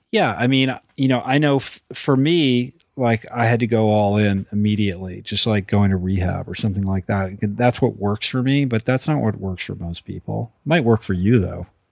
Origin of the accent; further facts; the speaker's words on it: Boston, Massachusetts, United States; as a Bostonian